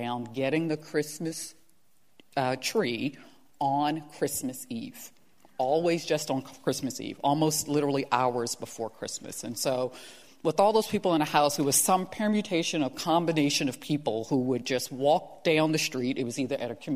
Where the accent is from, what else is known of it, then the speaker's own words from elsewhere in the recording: Baltimore, Maryland, United States; I was a freshman in high school at the time, and because I'm from Baltimore, you got to rep your high school. I was at Paul Lawrence Dunbar High School.